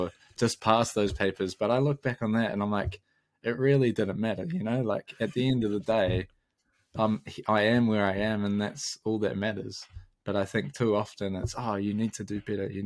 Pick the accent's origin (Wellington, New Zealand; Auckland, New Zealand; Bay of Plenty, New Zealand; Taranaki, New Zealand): Taranaki, New Zealand; moved away as an adult; now in Dunedin, New Zealand; growing up in Taranaki